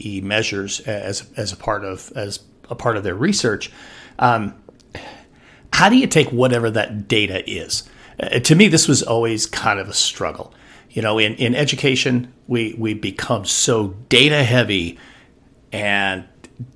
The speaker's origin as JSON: {"language": "English", "region": "Wyoming", "country": "United States", "tie": "born or raised there", "said": "my home state of Wyoming"}